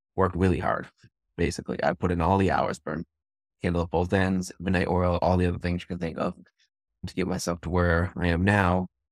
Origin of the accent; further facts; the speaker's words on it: Leominster, Massachusetts, United States; also born or lived in Memphis, Tennessee / Austin / Westminster, Massachusetts; I'm from Massachusetts. I grew up in Leominster. I live in Westminster right now